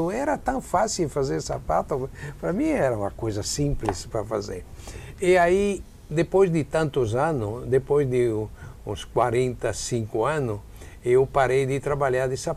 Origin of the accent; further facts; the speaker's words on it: Padua, Veneto, Italy; Portuguese is a second language; Ah, sou de Pádua.